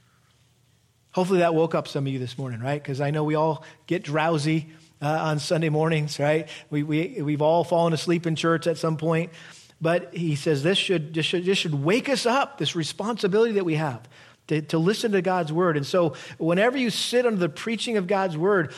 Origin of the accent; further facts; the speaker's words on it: Massachusetts, United States; We grew up in Massachusetts, and we had a big garden